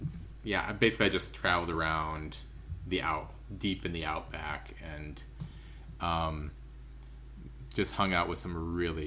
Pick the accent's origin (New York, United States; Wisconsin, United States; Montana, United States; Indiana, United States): Wisconsin, United States; River Falls; So I grew up in River Falls, Wisconsin. And I spent my first three semesters at UW-Eau Claire, which is about an hour away. And then I, long story short, I transferred back to River Falls. And I didn't live at home